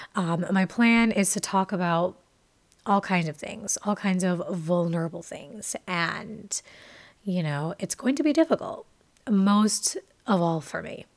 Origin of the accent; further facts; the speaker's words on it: Jamaica; moved away; I am a Jamaican. I was born and raised there for my early years of life, and my family is Jamaican